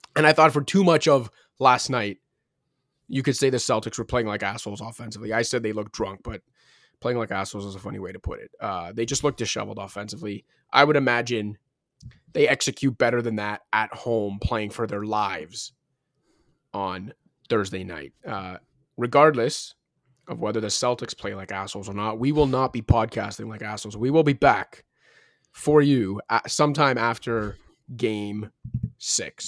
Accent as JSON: {"language": "English", "town": "Toronto", "region": "Ontario", "country": "Canada", "tie": "born or raised there", "said": "Currently in Scarborough, though, shout out Scarborough, my hometown"}